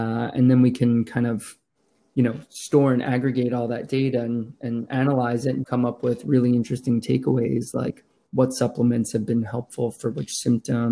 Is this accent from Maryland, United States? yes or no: no; Westchester, New York, United States; also born or lived in Manhattan, New York; Originally from Westchester, New York.